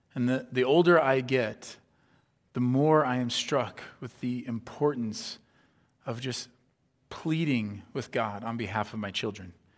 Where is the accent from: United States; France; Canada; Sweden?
United States; Iowa; moved away as an adult; also born or lived in Southern California; growing up in Iowa